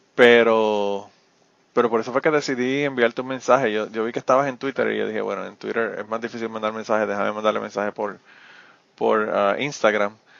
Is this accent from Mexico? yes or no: no; Utuado, Puerto Rico; now in United States; nací en el Hospital del Maestro, pero soy de Utuado